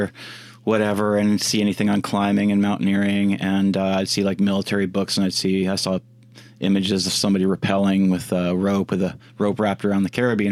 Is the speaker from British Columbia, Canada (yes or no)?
yes; Comox, British Columbia, Canada; I grew up on Vancouver Island